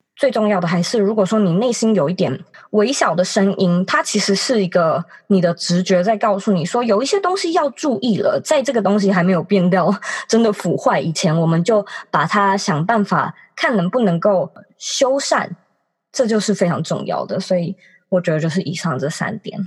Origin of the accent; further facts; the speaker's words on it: Taipei, Taiwan; 其实我一直都是住家里，就是我从小到大都是在台北长大，然后因为学校刚好也都超近的，所以我都一直没有机会搬出去自己住